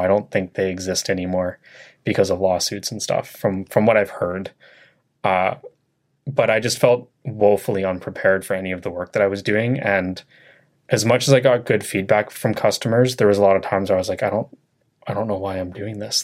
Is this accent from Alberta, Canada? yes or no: no; Chilliwack, British Columbia, Canada; also born or lived in Vancouver; I was born in Vancouver, but I moved here when I was, like, four years old. So my life is in Chilliwack.